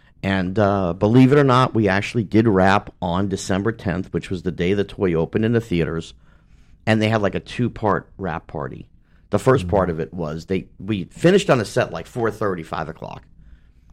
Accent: New York City, New York, United States; moved away as an adult; I grew up in Manhattan.

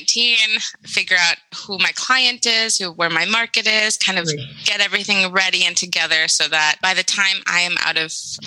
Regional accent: Madison, Wisconsin, United States; moved away as an adult; also born or lived in Mexico City; now in Madison, United States; growing up in Madison and then leaving

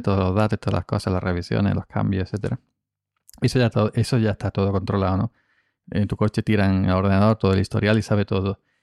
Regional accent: Andalusia, Spain; aquí en Andalucía

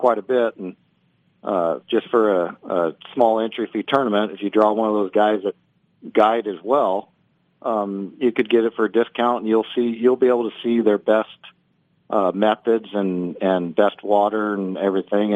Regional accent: Oakdale, California, United States; I'm from Oakdale, California, located in the Central Valley, right near Modesto

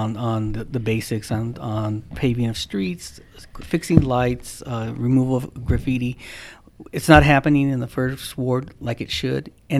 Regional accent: San Bernardino, California, United States; I'm born and raised in San Bernardino in Meadowbrook, and I'm proud of it, and I still live there. We were poor.

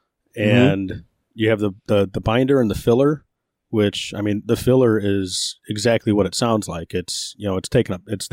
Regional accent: Hammond, Indiana, United States; I grew up in Hammond

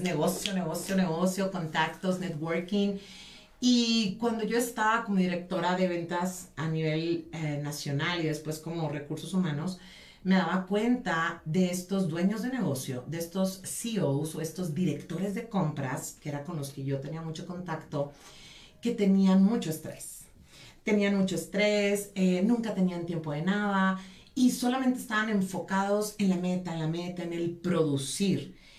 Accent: San Pedro Garza García, Nuevo León, Mexico; soy norteña de San Pedro Garzacia, Nuevo León.

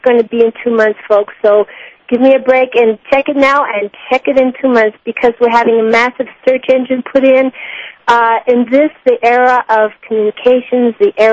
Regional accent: Mexico; I was raised in Mexico. I arrived when I was 5.

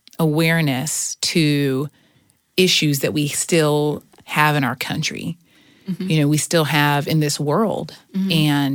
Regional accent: Houston, Texas, United States; also born or lived in Seattle; And so when I was 2, so I was born in Seattle. Mm-hmm. When I was 2, we moved to Houston, Texas, where I started kindergarten.

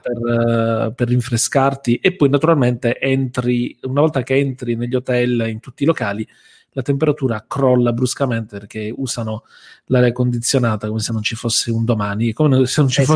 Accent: Bari, Apulia, Italy; noi siamo di Bari

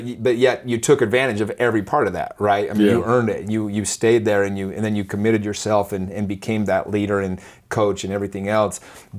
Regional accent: Utah, United States; I'm from Utah

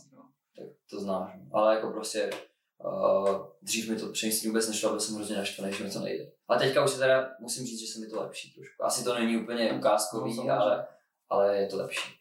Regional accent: Czechia; jako Čech

